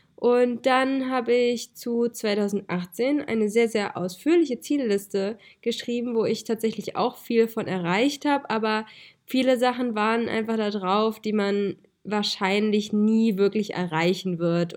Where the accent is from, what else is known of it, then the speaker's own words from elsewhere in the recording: Hesse, Germany; moved away; ich komme ja eigentlich aus Hessen